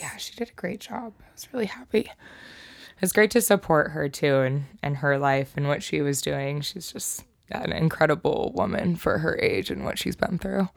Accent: Snohomish, Washington, United States; also born or lived in Colorado Springs, Colorado; I was born in Colorado Springs, but definitely was raised in Snohomish, Lake Stevens area

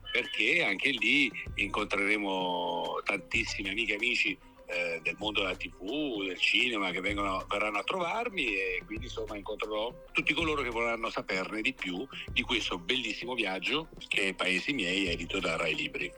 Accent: Martina Franca, Apulia, Italy; La mia città natale, Martina Franca

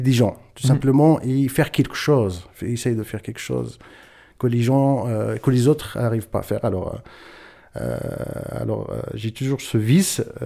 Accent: Ait Milk, Chtouka Ait Baha province, Souss-Massa, Morocco; moved away as an adult; now in Lausanne, Switzerland; ma naissance, c'est au Maroc, dans une région berbère ou amazir, comme on dit, très exactement, province Chtukaitba, commune Aitmirk et mon village qui s'appelle Igora

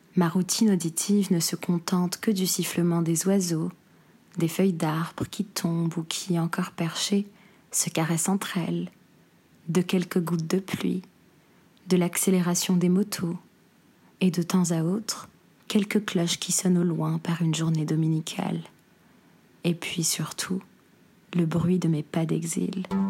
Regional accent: Algiers, Algiers Province, Algeria; moved away; la ville qui m'a vu naître et grandir

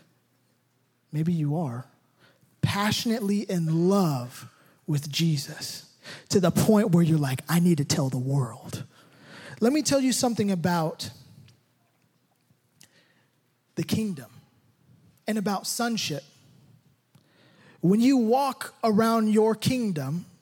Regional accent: United States; I'm more American probably than anybody in this room

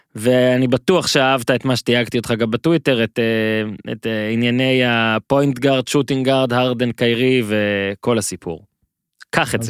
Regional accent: Northern District, Israel; now in Tel Aviv, Israel

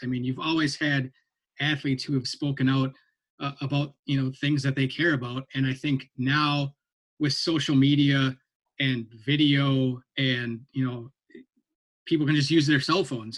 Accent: Minnesota, United States; moved away; I grew up in Minnesota

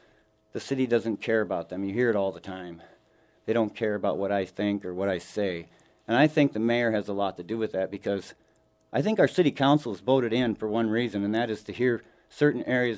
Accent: Sioux Falls, South Dakota, United States; Here in Sioux Falls.

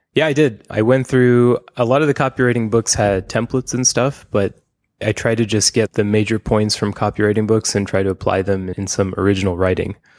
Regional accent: United States; now in Taiwan; I live in Taiwan as an American.

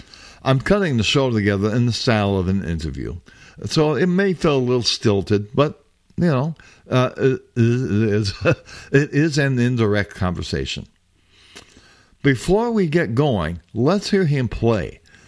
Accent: Chicago, Illinois, United States; accent: Midwestern Chicago; I apologize for my Midwestern Chicago accent

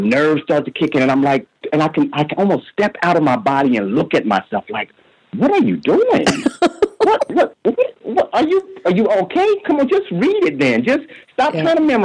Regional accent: Midwest, United States; I'm from the Midwest

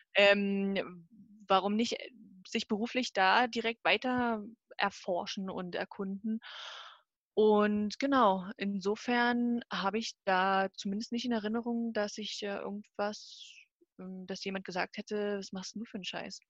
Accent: Bautzen, Saxony, Germany; also born or lived in Zwickau; ich komme ursprünglich aus der Nähe von Dresden, Bautzen

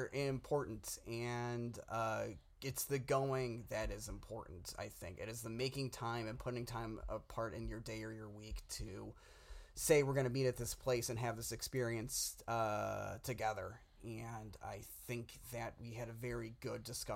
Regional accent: Downers Grove, Illinois, United States; now in Los Angeles, United States; my hometown theater in Downers Grove, Illinois, the Tivoli

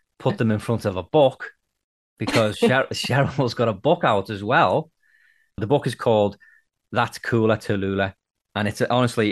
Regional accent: Liverpool, North West England, United Kingdom; now in Nova Scotia, Canada; I'm from Liverpool originally, but I live in Nova Scotia, Canada now.

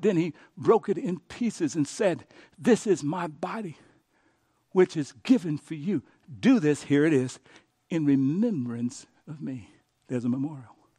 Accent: Cochetta, Louisiana, United States; moved away; I went back to my hometown, Cochetta, Louisiana

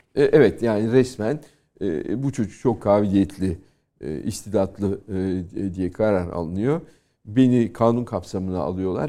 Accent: Turkey; now in France; benim doğup büyüdüğüm kültür.

